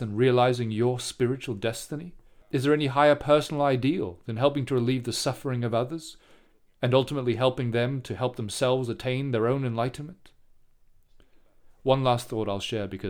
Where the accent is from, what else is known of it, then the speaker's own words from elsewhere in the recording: Singapore; I grew up in Singapore